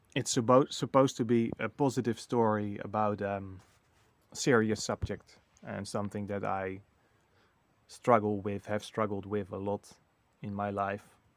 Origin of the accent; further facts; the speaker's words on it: Netherlands; moved away as an adult; now in Portugal; the Netherlands, my home country